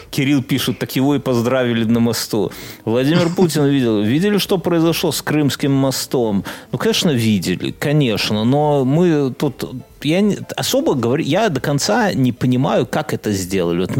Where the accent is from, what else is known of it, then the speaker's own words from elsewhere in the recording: Vilnius, Vilnius County, Lithuania; now in Poland; Я из Вильнюса приехал, то есть Вильнюс это не Европа в ее, наверное, картине мира, да?